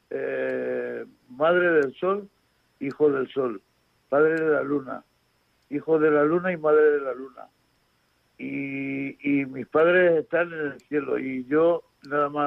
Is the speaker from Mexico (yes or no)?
no; Spain; porque soy español, pero nací en el Mediterráneo.